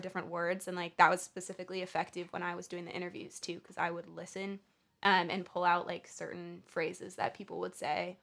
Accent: California, United States; now in New York, United States; I grew up in California

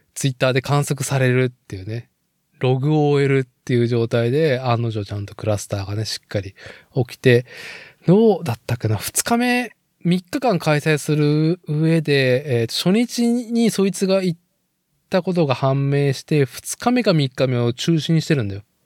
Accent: Nagoya, Aichi, Japan; moved away as an adult; now in Tokoname, Japan; 僕はもともと名古屋市生まれ、名古屋育ち

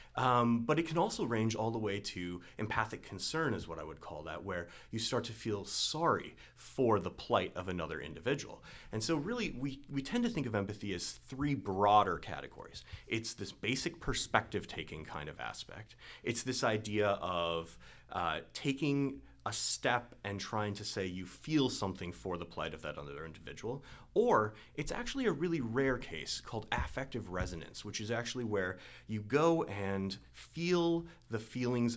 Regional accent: Marquette, Michigan, United States; moved away; I'm originally from the Upper Peninsula, Michigan, about 3 hours northeast of here in Marquette, Michigan

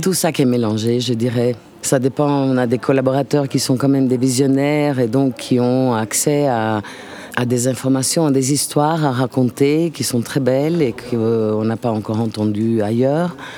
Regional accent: Italy; French is a second language; now in Lucca, Italy; Je suis italienne

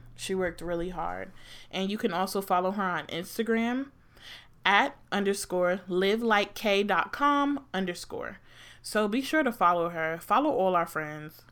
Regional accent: New Jersey, United States; also born or lived in Maryland; I'm from Jersey

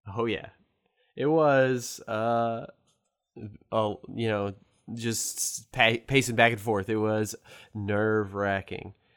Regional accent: St. Louis, Missouri, United States; I'm from Saint Louis, a car, Cardinal fan

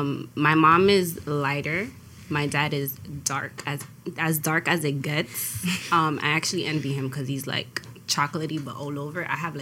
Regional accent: New York City, New York, United States; I'm from Brooklyn.

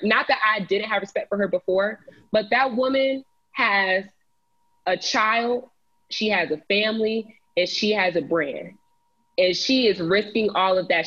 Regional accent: Cobb County, Georgia, United States; my county, my hometown county, Cobb County.

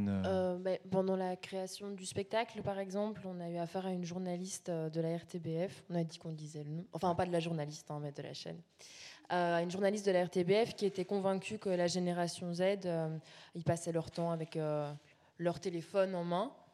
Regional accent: La Louvière, Wallonia, Belgium; moved away; on vient de La Louvière, Salvatore et moi. Donc on a, fait un workshop dans, notre ancienne école dix ans plus tard

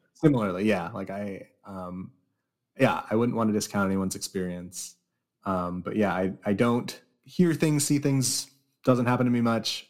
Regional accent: California, United States; I grew up in California

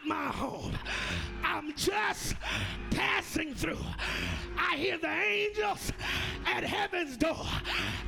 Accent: United States; I'm an American

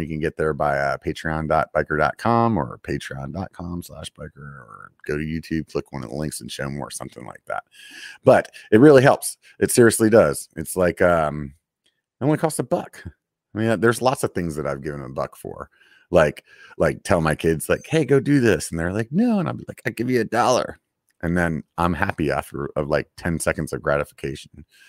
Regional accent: Pennsylvania, United States; moved away; growing up back in Pennsylvania

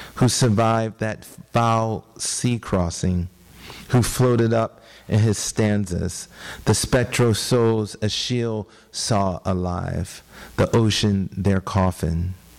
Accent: Philadelphia, Pennsylvania, United States; moved away; I was born and raised in Philadelphia, which is 90 minutes south of New York

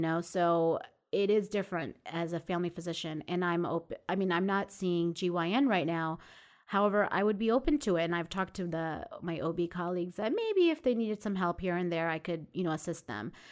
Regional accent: Jericho, New York, United States; also born or lived in Coney Island, Brooklyn; I actually grew up in Long Island. Um, I was born in Coney Island

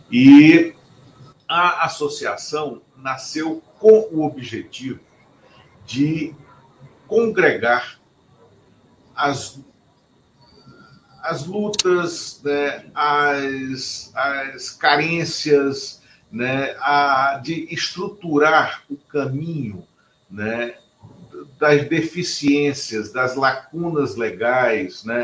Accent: Pernambuco, Brazil; born there; de todo mundo que se chama … e que nasce em Pernambuco, como eu e como Luiz Inácio, por coincidência.

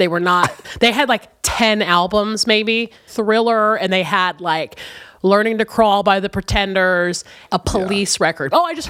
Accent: San Diego, California, United States; born there; also born or lived in Chicago; Weird thing, though. I only lived there for like 6 months. I immediately was taken from San Diego and like we all moved to Chicago.

